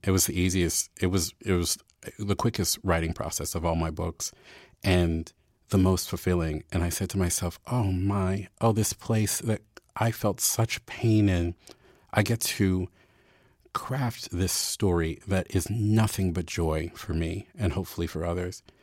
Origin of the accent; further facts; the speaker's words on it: Baltimore, Maryland, United States; moved away as an adult; I was from Baltimore